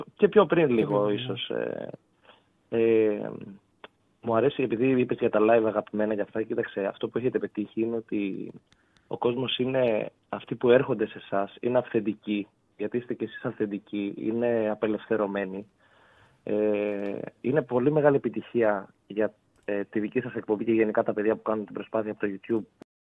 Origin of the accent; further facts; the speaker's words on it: Corfu, Ionian Islands, Greece; είμαι από Κέρκυρα